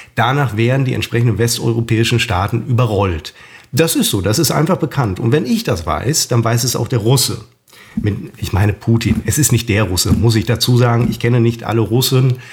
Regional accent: Germany; Wir als Deutsche

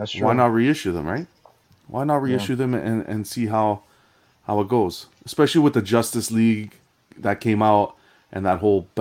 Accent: Canada; I'm a Canadian collector.

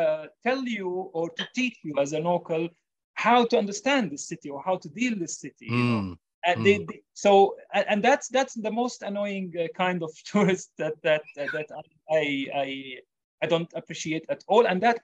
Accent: Jerusalem, Jerusalem District, Israel; I know I'm from Jerusalem and I know the best narrative about it.

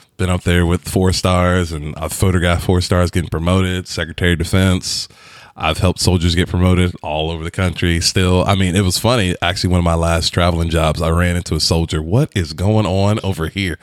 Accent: Virginia, United States; moved away; I come from Virginia where everything is green

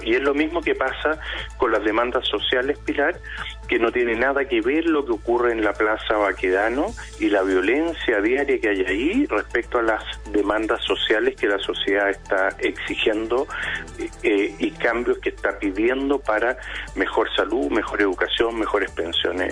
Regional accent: Chile; somos todos los chilenos

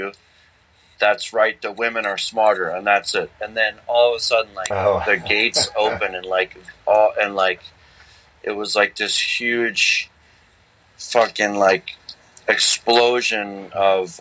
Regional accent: Philadelphia, Pennsylvania, United States; I grew up in Philadelphia

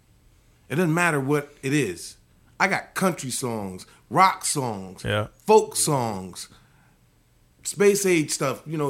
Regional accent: D.C., Maryland, United States; also born or lived in Washington, D.C.; growing up in Maryland, D.C.

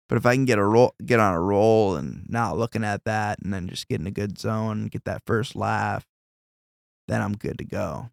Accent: Davenport, Iowa, United States; growing up in Davenport

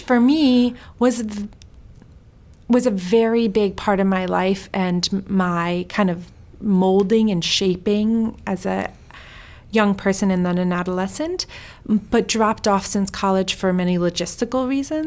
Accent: Sweden; moved away; also born or lived in Iran; I'm Iranian. I was born in Sweden

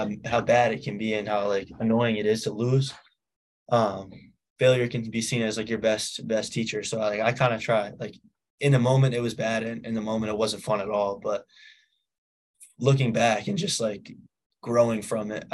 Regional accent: Massachusetts, United States; also born or lived in New Hampshire; I lived in New Hampshire till I was 4, and then I moved to Massachusetts

